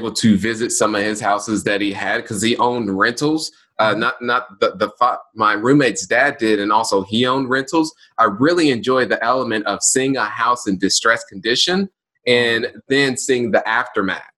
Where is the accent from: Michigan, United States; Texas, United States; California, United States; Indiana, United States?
Indiana, United States; Indianapolis; born and raised in Indianapolis